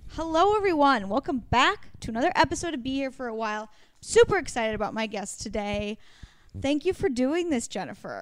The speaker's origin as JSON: {"language": "English", "region": "Oregon", "country": "United States", "tie": "born or raised there", "moved": "yes", "said": "I grew up in Oregon where, like, we had crappy weather"}